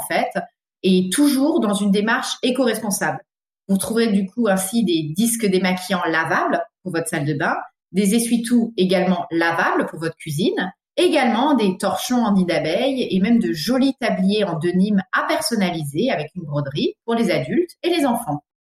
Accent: Alsace, Grand Est, France; also born or lived in Paris region / England; now in Île-de-France, France; je suis originaire d'Alsace et j'habite aujourd'hui en région parisienne

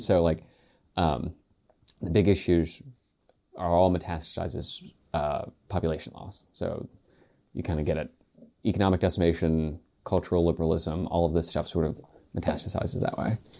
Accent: Spencer, West Virginia, United States; I'm from Spencer, West Virginia, which is in Roane County

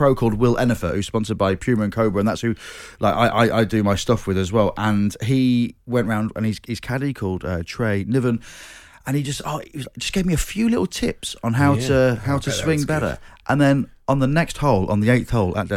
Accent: Grimsby, Yorkshire and the Humber, United Kingdom; growing up in Grimsby

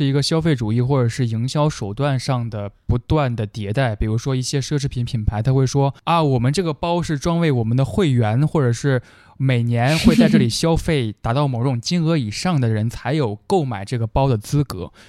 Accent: South West England, United Kingdom; born there; Chinese is a second language; moved away as an adult; also born or lived in Tianshui, China / Xi'an, China; 呃，我出生在英格兰的德文郡，家庭人员都是做殡仪承办人这个工作的。二零零五年，我高中毕业之后，我去了甘肃的天水职业技术学校教英文，教了一年。

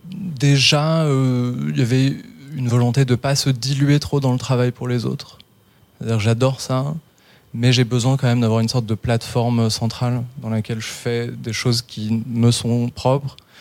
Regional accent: London, United Kingdom; moved away; j'ai grandi en Angleterre, en fait. Où ça, en Angleterre À Londres

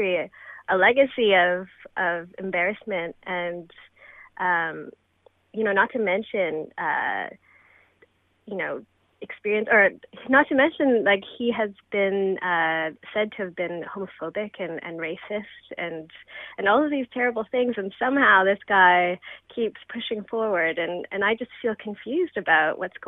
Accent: Brantford, Ontario, Canada; moved away as an adult; now in Toronto, Canada; I came here from Brantford seeking opportunities to pursue arts and university

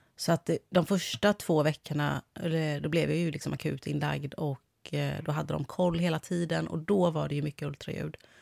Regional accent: Kungälv, Västra Götaland, Sweden; accent: Gothenburg dialect (göteborgska); moved away as an adult; now in Stockholm, Sweden; Men jag är från Kungälv.

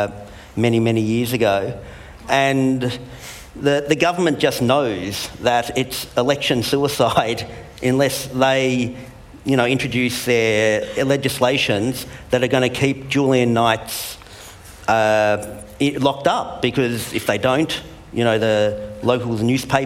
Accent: Melbourne, Victoria, Australia; Where I'm from Melbourne

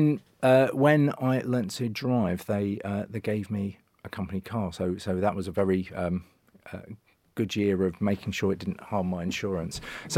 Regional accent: Sheffield, Yorkshire and the Humber, United Kingdom; moved away as an adult; I moved over from Sheffield to Manchester purely to watch matches and thought I need a job.

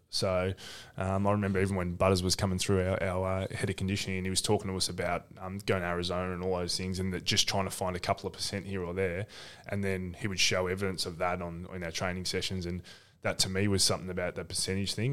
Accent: Ocean Grove, Victoria, Australia; I grew up in Ocean Grove

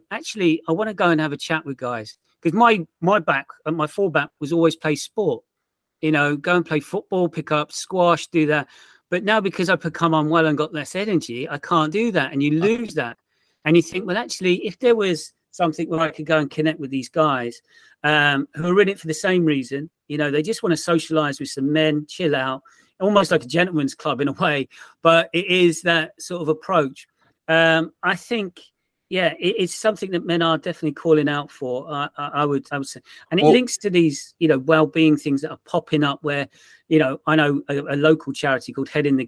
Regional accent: Portsmouth, South East England, United Kingdom; moved away; I'm from Portsmouth originally

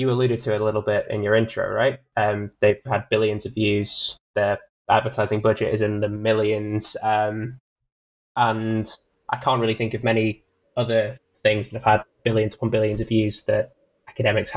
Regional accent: United Kingdom; as a Brit

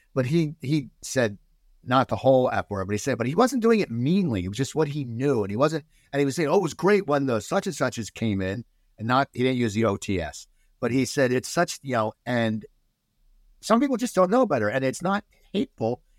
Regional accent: United States; also born or lived in New Jersey; they put us in a nice suburb outside 10 minutes, 15 minutes outside Philadelphia

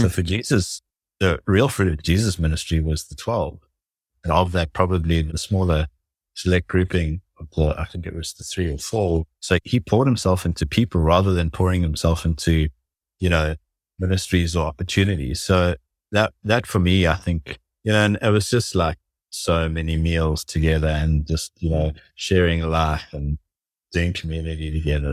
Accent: South Africa; growing up in South Africa

